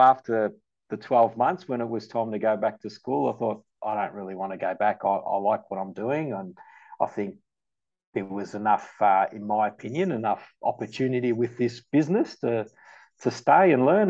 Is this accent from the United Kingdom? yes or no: no; Melbourne, Victoria, Australia; also born or lived in Malta; I grew up in the western suburbs in St Albans